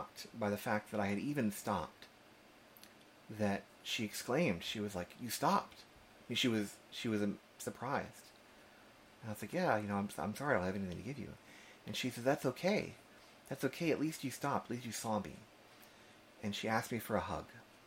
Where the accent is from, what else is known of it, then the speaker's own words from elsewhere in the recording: Austin, Texas, United States; also born or lived in Berkeley, California; I'm from Austin, Texas